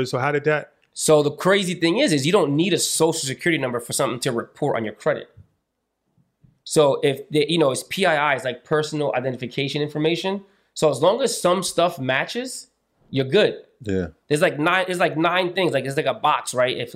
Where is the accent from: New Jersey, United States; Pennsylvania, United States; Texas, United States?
New Jersey, United States; Long Branch; So it was like, you know, I'm from Long Branch. I'm in school. I don't really know what I'm, you know, I, I didn't know anybody at the time.